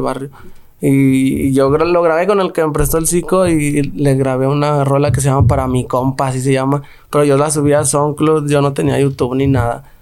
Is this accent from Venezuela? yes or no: no; Guanajuato, Mexico; now in Guadalajara, Mexico; Yo crecí en Santa Fe